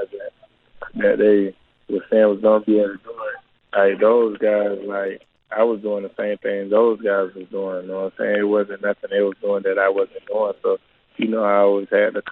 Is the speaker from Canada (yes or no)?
no; Orlando, Florida, United States; I was able to come back to my hometown and train here